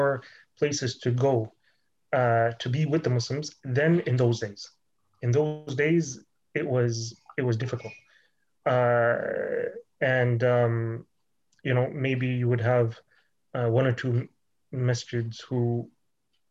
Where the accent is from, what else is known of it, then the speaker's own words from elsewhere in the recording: Toronto, Ontario, Canada; I was born here in Toronto